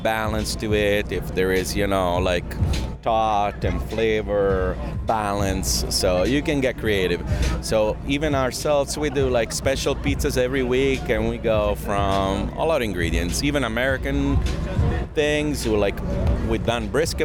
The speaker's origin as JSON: {"language": "English", "town": "Naples", "region": "Campania", "country": "Italy", "moved": "yes", "lives_now": "United States", "said": "I'm from Naples, Italy"}